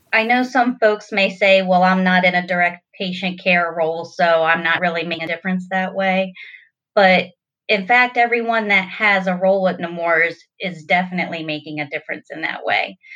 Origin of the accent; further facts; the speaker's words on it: Delaware, United States; I was born and raised in Delaware my whole life